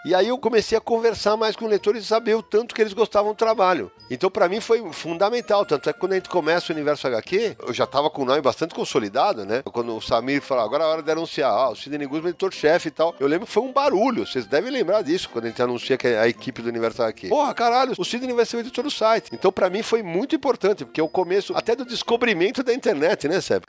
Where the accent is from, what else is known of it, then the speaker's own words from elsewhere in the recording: São Paulo, Brazil; eu sou da Moca